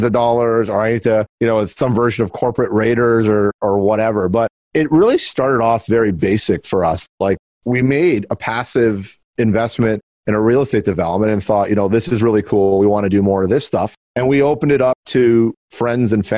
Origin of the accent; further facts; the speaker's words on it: South Florida, United States; moved away as an adult; now in Toronto, Canada; I was born in Toronto and I was actually raised in South Florida and then came back up to Toronto for university